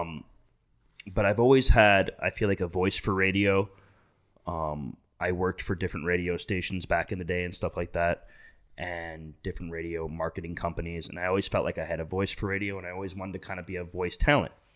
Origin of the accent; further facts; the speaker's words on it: Illinois, United States; moved away; I'm originally from Illinois